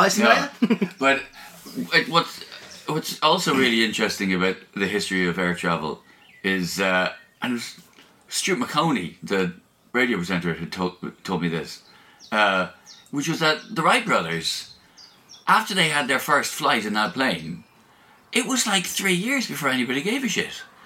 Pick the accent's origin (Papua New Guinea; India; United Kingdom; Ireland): Ireland; I'm Irish